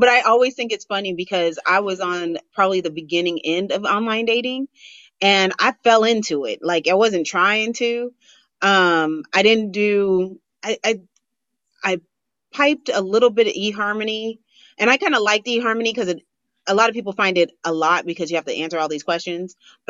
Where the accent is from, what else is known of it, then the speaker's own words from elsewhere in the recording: Los Angeles, California, United States; I'm actually from LA.